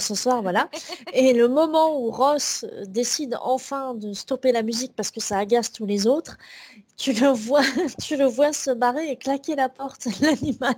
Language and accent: French; France; nous, en tant que Français